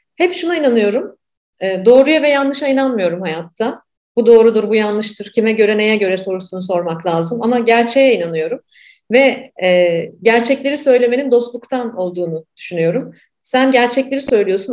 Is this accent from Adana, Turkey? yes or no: no; Ankara, Turkey; ben de Ankaralıyım